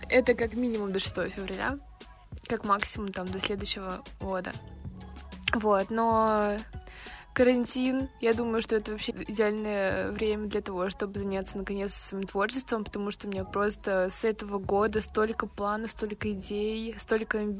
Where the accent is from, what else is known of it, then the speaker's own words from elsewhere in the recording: Siberia, Russia; с вами подкаст «Дневник Сибирячки». И это история обо мне. Месте, откуда я родом, холодной и душевной Сибири